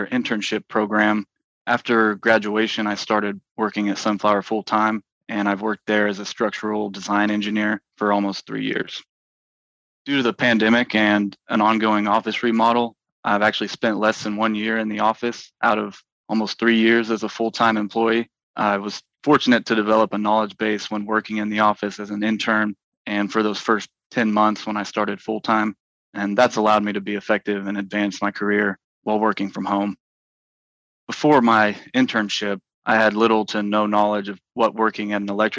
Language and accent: English; Alva, Oklahoma, United States; I'm originally from Alva, Oklahoma